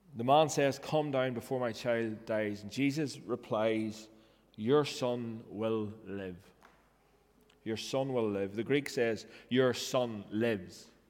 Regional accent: Northern Ireland, United Kingdom; I grew up in North Ireland

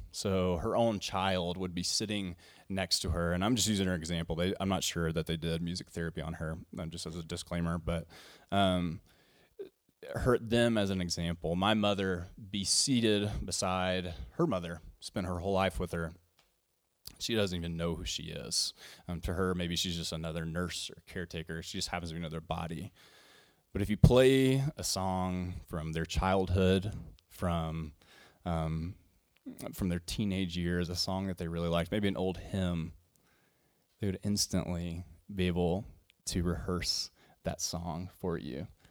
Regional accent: Arkansas, United States; I come from the Southern Baptist world and Southern, or, and, yeah, and Arkansas

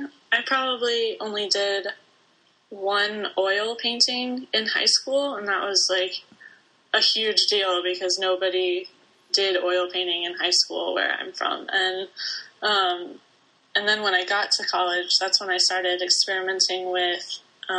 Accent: Bloomington, Indiana, United States; I grew up in Bloomington, Indiana

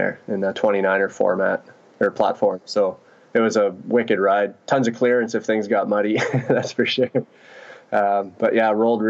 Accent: Ontario, Canada; We grew up guiding rafts on the Ottawa River back here.

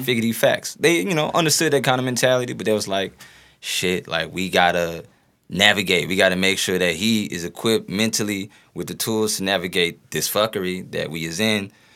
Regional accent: St. Louis, Missouri, United States; North St. Louis, Grand Natural Bridge

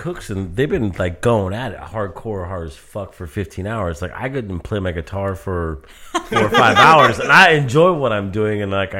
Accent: Manhattan, New York, United States; You know, I'm from Manhattan.

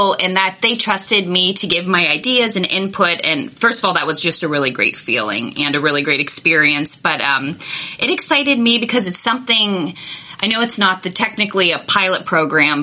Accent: Allison Park, Pennsylvania, United States; I am from Allison Park. I live in Allison Park.

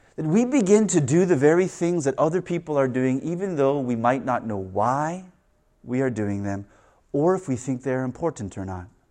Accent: Canada; I was born in Canada

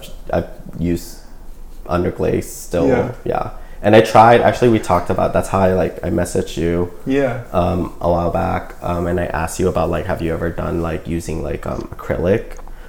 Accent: Pigeon, Michigan, United States; I was growing up in Pigeon.

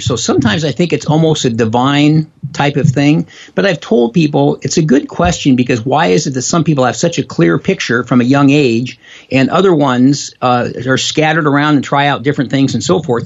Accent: Spokane, Washington, United States; also born or lived in Seattle, Washington / Bothell, Washington; now in Issaquah, United States; I grew up in Spokane, Washington. I now live in Seattle area, actually in Issaquah

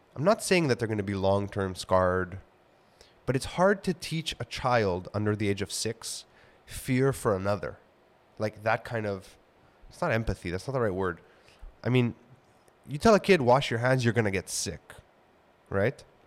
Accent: Montreal, Quebec, Canada; where I grew up in Kodanesh and it being, like, the hub of all the hospitals and healthcare institutions of the city and universities

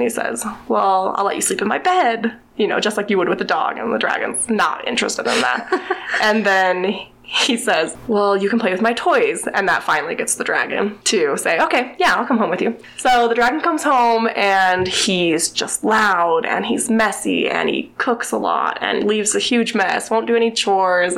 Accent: Utah, United States; I'm from Utah

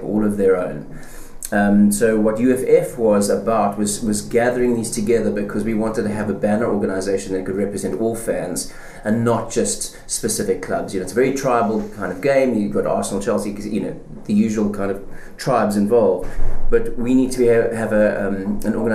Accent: South Africa; accent: South African; I'm South African, as you can hear from my accent

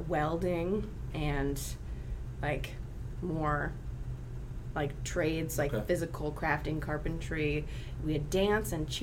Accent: Calgary, Alberta, Canada; moved away; my parents moved across country to Calgary, which is where I was born

